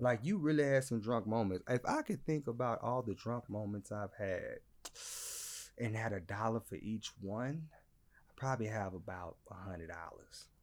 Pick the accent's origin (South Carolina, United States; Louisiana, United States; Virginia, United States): Louisiana, United States; I'm from Louisiana